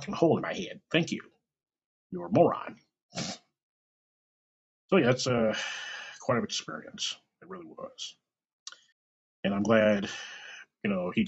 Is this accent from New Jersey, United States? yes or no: no; Kansas City, Missouri, United States; I was born and raised in Kansas City.